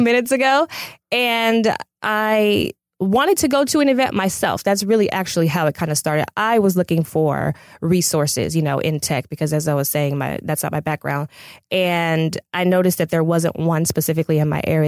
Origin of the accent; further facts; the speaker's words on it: Pasadena, California, United States; I'm originally from Pasadena.